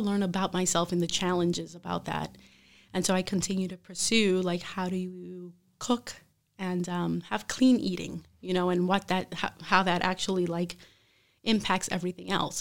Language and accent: English; Brooklyn, New York, United States; moved away as an adult; also born or lived in Hartford; now in Bridgeport, United States; I am from Brooklyn originally